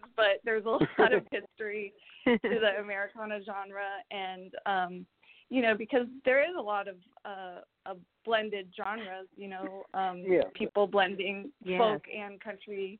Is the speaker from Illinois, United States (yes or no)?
no; San Francisco Bay Area, California, United States; I was born and raised in the San Francisco Bay Area, so I've been here all my life